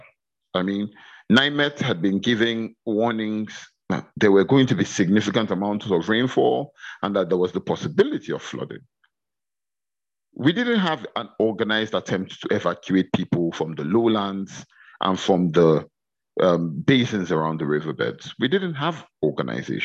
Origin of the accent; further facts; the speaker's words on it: Kogi, Nigeria; my home state of Kogi